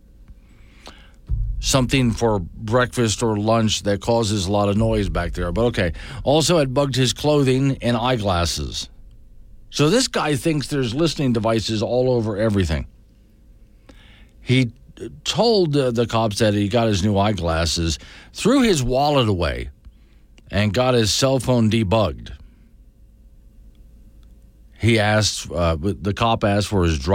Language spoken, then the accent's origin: English; Florida, United States; moved away; I'm from Florida. And I swear to you, Florida was not like that when I was growing up